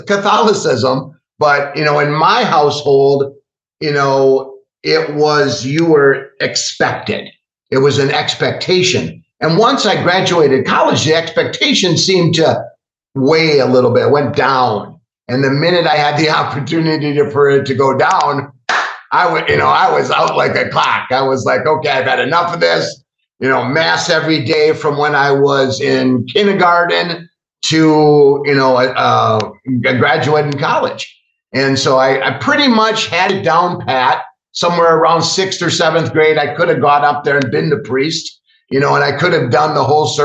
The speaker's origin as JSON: {"language": "English", "town": "Milwaukee", "region": "Wisconsin", "country": "United States", "tie": "born or raised there", "also_born_or_lived": "Brookfield, Wisconsin", "said": "I'm actually born and raised in Milwaukee, and I've been here all my life. I grew up in the western suburbs in Brookfield"}